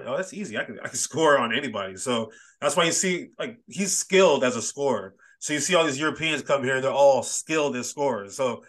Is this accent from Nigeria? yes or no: yes; Nigeria; Like, he played Nigeria this one year, and I'm Nigerian, so I was very conflicted.